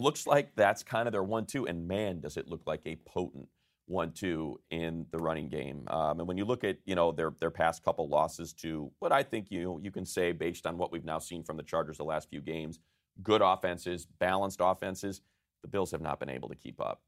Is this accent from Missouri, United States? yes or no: no; Chicago, Illinois, United States; I was born and raised in Chicago